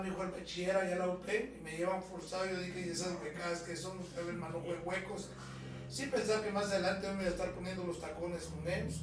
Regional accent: Guatemala; vengo de una familia de comerciantes, de marchantes, como les decimos en Guatemala

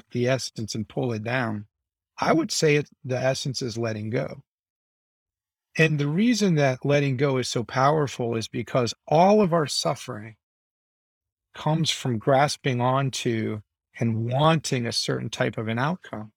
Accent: United States; I'm American. I grew up in a transactional society.

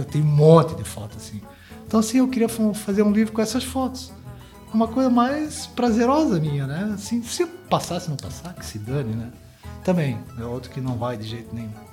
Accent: Balneário Camboriú, Santa Catarina, Brazil; also born or lived in Blumenau / Florianópolis; Eu me considero bem balnearense

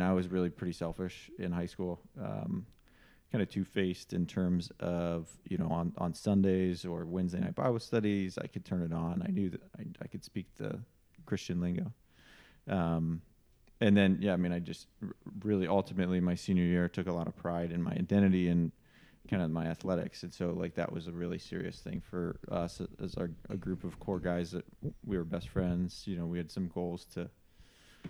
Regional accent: Columbus, Ohio, United States; I grew up in Columbus, Ohio, one of four kids

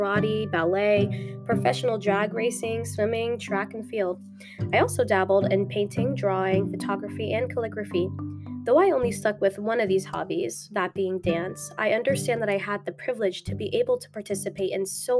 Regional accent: Frierson, Louisiana, United States; moved away; also born or lived in Dallas, Texas / Shreveport, Louisiana; I'm from Dallas, Texas, but I was born in Frierson, Louisiana, which has a whopping population of 209 people.

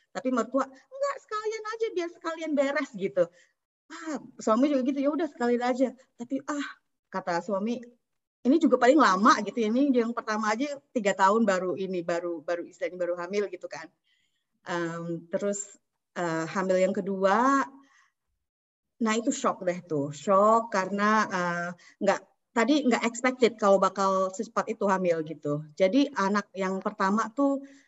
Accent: Indonesia; moved away; keluarga saya di Indonesia

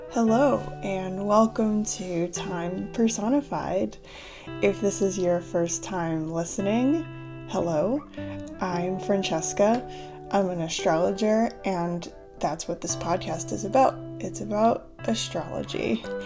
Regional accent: United States; accent: American; moved away as an adult; also born or lived in Southeast Asia / Cambodia; I'm from the United States, um, in case you don't know that about me or you can't tell by my accent

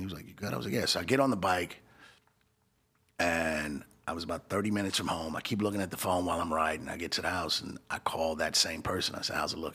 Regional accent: Los Angeles, California, United States; moved away as an adult; now in Arizona, United States; I'm from sixties. And that's a bl-, black peace stone neighborhood

